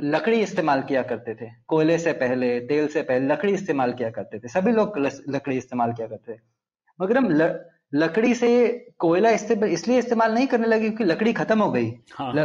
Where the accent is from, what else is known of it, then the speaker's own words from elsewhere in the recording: Andhra Pradesh, India; Hindi is a second language; मैं आंध्र प्रदेश में पला बड़ा हूँ तो मेरी हिंदी थोड़ी रस्टी है